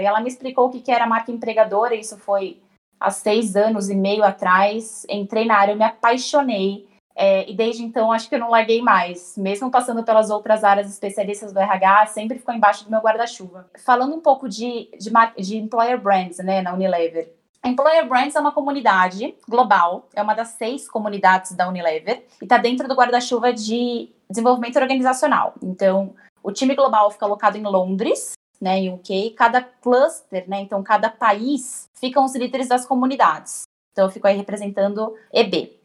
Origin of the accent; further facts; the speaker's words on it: São Paulo, Brazil; eu tenho 28 anos, é, sou de São Paulo capital